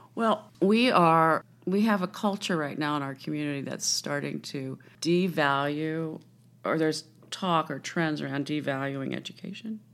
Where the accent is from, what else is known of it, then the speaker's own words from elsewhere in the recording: Washington, District of Columbia, United States; I grew up in Washington, D C